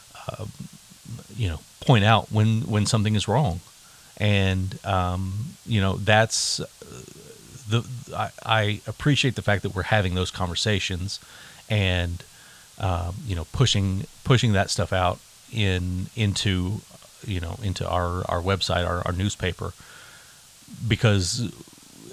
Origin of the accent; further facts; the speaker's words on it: Yukon, Oklahoma, United States; I grew up in Yukon, in, you know, the 80s and 90s